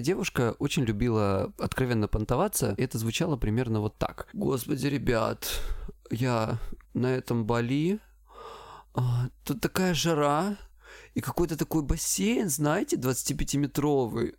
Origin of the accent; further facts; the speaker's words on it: Krasnodar Krai, Russia; я с Кубани